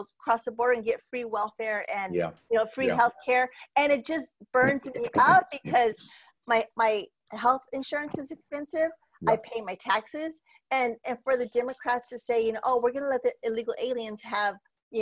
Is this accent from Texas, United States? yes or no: yes; El Paso, Texas, United States; I'm from El Paso, Texas. I'm a Mexican American. And through my whole childhood, having people cross into the United States illegally, that was something that was very common for me to see